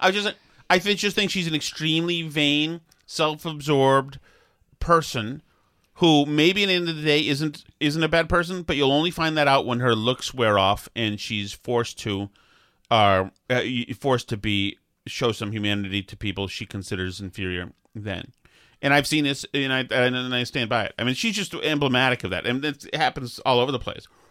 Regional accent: Boston, Massachusetts, United States; accent: Boston; my Boston accent

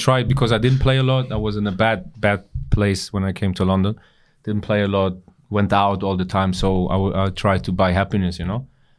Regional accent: Berlin, Germany; moved away as an adult; also born or lived in England / Milan; But I grew up in parts in Berlin that weren't so nice. So money was not a lot. Didn't have a lot of money.

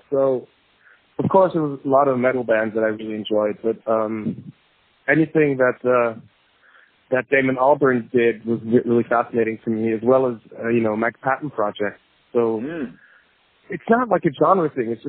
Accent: Basel, Basel-Stadt, Switzerland; born there; also born or lived in United States; I was born here in Basel.

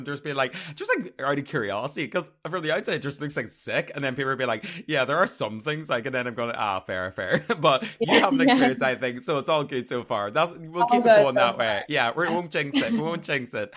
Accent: Armagh, Northern Ireland, United Kingdom; I'm from Armagh. I'm country guy.

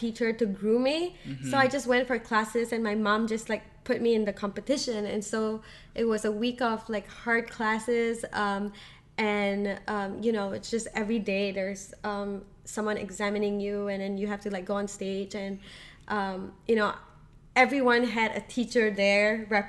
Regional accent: Singapore; now in United States; So I am from Singapore, and that's in Southeast Asia.

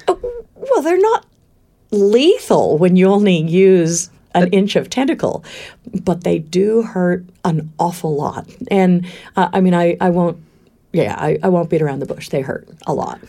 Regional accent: Valley of Enchantment, California, United States; moved away as an adult; also born or lived in Palm Springs, California / Berkeley, California / Queensland, Australia; now in Australia; I was born in Palm Springs in the desert, but at quite a young age, before I remember, um, we moved to Valley of Enchantment

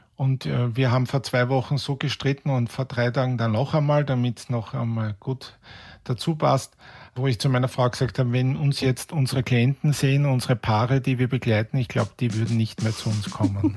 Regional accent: Vienna, Austria; bei uns in Wien über die Kärntnerstraße gehe

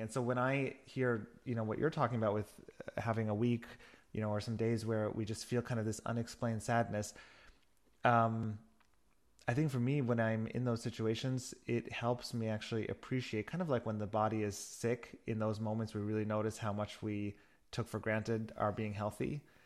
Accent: New York, United States; moved away as an adult; also born or lived in Berlin / Barcelona; now in Germany; I'm originally from New York and have been living in Germany for the last 14 years

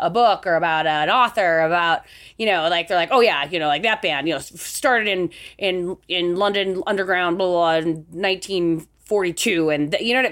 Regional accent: Salt Lake City, Utah, United States; I grew up in Salt Lake City, Utah

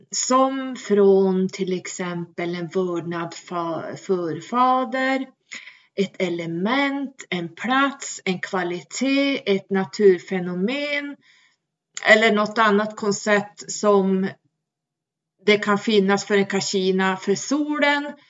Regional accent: Sweden; vi svenskar

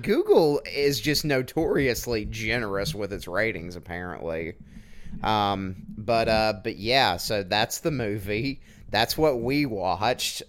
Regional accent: Southwest Georgia, United States; I grew up in Southwest Georgia.

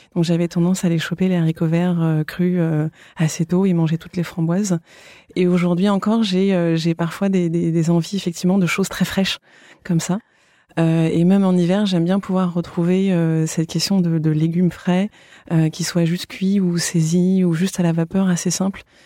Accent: France; moved away as an adult; also born or lived in London; revenir en France, là où j'ai grandi

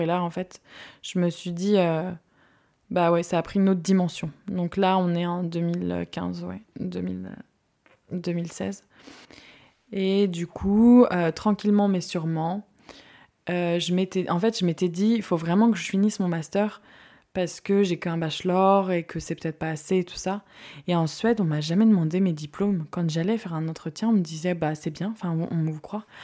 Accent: Guérande, Pays de la Loire, France; also born or lived in Saint-Lyphard; je viens de Guérande, une petite ville connue pour son sel. J'ai grandi là-bas jusqu'à mes 14 ans, 13 ans et demi pour être précise

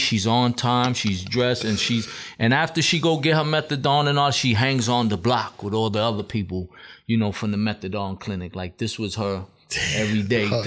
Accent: New York City, New York, United States; Marcus Garvey Village in Brownsville. So half of the project was also Decepticon. So a lot of the dudes we grew up with together as well were Decepticons.

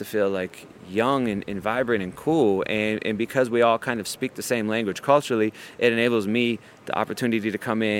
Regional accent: Ohio, United States; moved away as an adult; now in New York, United States; I grew up in Ohio

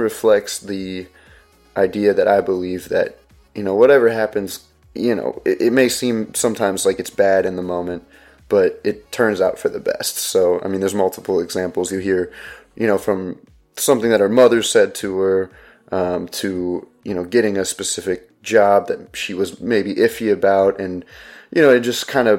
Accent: Ohio, United States; I'm from Ohio

